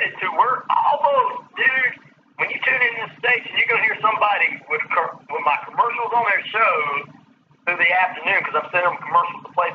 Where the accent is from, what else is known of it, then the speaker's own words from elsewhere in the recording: the South, United States; I'm from the South